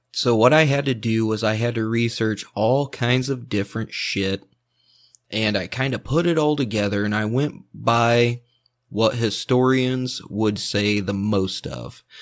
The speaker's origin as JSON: {"language": "English", "region": "Indiana", "country": "United States", "said": "I'm from Indiana"}